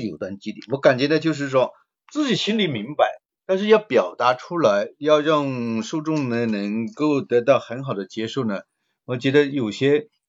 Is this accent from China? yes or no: yes; Guangdong, China; accent: Cantonese-accented Mandarin; 我们是广东人嘛，可能嗯。普通话说得不怎么标准，广普可能就不太好